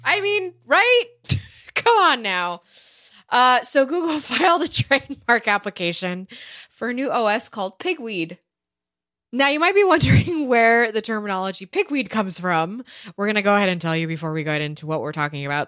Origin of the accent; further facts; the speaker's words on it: California, United States; I am from California